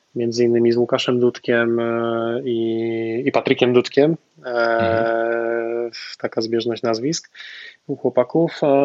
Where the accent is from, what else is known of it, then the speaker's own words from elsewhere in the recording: Częstochowa, Silesian Voivodeship, Poland; pochodzę z Częstochowy